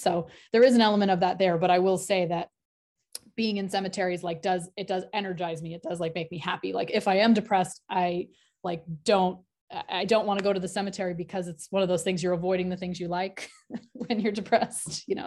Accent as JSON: {"language": "English", "area": "New England", "region": "rural Maine", "country": "United States", "tie": "born or raised there", "said": "I grew up in New England, in rural Maine"}